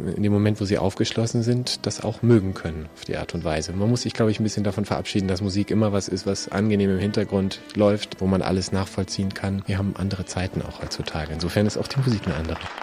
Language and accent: German; Berlin, Germany; moved away as an adult; now in Munich, Germany; Habe vorher studiert noch in, in, Berlin sehr lange, wo es so meine Heimat ist